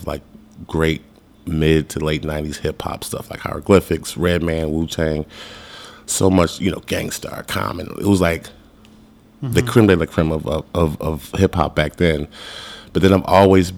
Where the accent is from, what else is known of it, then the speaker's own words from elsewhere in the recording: Chicago, Illinois, United States; I grew up in Chicago